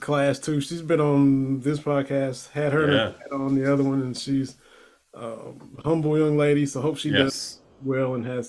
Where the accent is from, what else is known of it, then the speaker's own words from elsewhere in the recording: Lynch, Kentucky, United States; moved away; I was born and raised in Southeastern Kentucky. I'm from Harlan County, a little town called Lynch. Right, the base of Black Mountain, the highest mountain in the state.